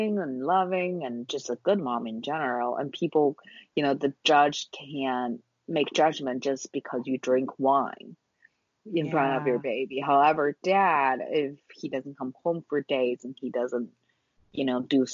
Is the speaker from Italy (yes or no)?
no; China; moved away as an adult; growing up in China, attending public schools throughout my entire life until college